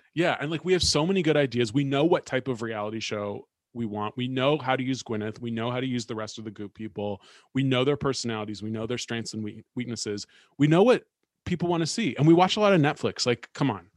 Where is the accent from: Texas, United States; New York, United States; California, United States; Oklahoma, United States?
California, United States; Bay Area; born or raised there; moved away